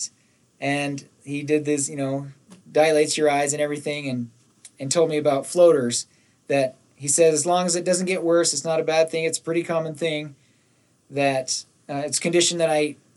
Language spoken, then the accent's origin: English; Nephi, Utah, United States; when I was growing up in Nephi